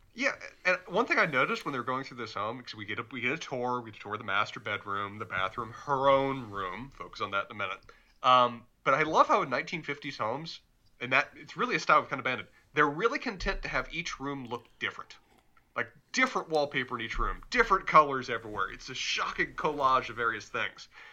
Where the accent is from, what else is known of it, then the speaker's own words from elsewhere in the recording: Charlotte, North Carolina, United States; accent: Southern; I'm from Charlotte, my accent is actually fairly mild when it comes to Southern